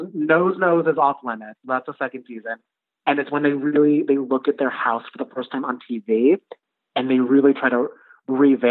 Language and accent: English; New Jersey, United States; I'm from New Jersey